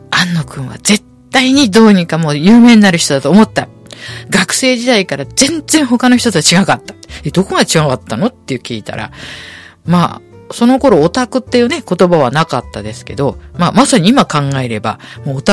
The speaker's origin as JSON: {"language": "Japanese", "region": "Tokyo", "country": "Japan", "said": "、あの、本籍京都ですから、江戸っ子なんですけど、京都なんですけどね"}